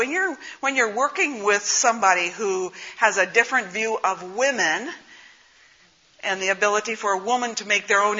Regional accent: northern Minnesota, United States; accent: northern Minnesota; also born or lived in Pennsylvania; I have an accent. It's from northern Minnesota

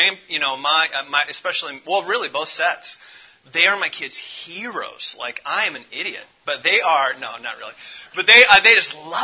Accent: Indianapolis, Indiana, United States; I grew up off 3318 West 22nd Street in between 10th and 16th Street in the Inner City Project

